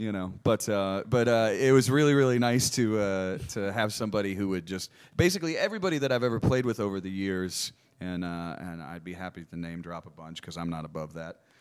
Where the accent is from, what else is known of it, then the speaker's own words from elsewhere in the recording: Ohio, United States; also born or lived in Michigan / Nashville; now in Austin, United States; I was born in Ohio. I grew up in a, a little bit in Ohio and a little bit in Michigan